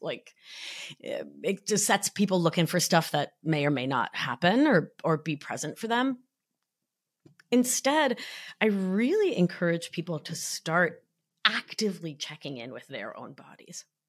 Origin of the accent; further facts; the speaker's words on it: Argentina; now in New York, United States; I'm from Argentina